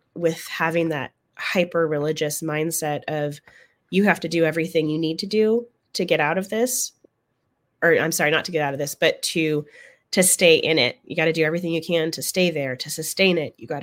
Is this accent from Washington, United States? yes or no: no; Oregon, United States; moved away as an adult; now in San Antonio, United States; I'm from Oregon originally, and I ended up here in Texas after I joined the military